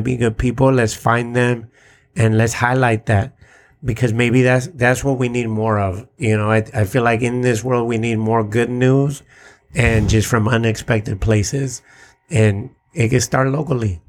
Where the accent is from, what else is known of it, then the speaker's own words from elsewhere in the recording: San Diego, California, United States; I'm Mexican American. And at least here in San Diego